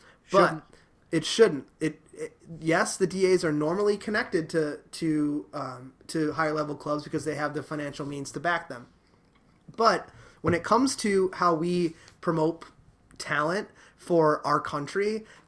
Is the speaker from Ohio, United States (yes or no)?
yes; Dayton, Ohio, United States; I grew up in Dayton, Ohio